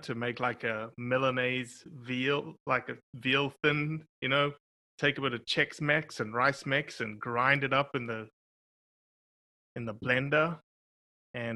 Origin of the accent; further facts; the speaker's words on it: South Africa; moved away; I just grew up in the outdoors. I never hunted in South Africa